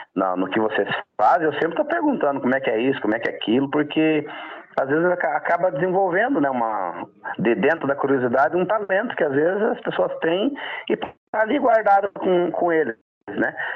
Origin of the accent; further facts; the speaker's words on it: Roncador, Paraná, Brazil; Sou natural de Roncador, interior do Paraná